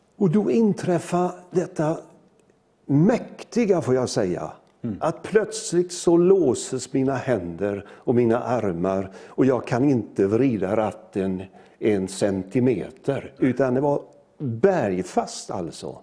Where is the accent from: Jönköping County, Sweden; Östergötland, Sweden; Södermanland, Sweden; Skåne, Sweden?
Jönköping County, Sweden; Möcklehult; jag är ju född i en liten by nere i Småland som heter Möcklehult